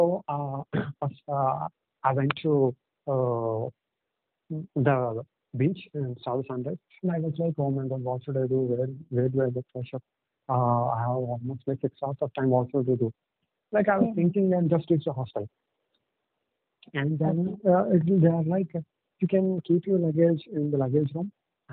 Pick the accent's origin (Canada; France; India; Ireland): India; Visakhapatnam, Andhra Pradesh; first language Telugu; English is a second language; I'm from Vizag. I mean, it's in the east coast of India.